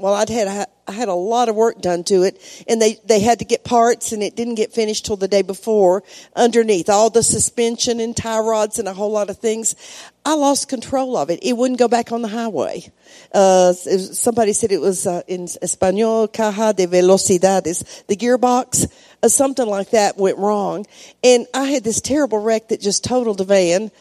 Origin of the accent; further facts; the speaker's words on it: United States; moved away as an adult; now in Mexico; I'm still American, uh, especially outside, but I always say I have a Mexican heart it, because I've been there 32 years.